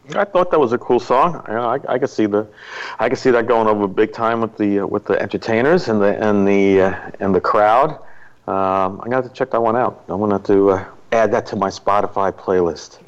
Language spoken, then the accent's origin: English; Long Island, New York, United States; my hometown in Long Island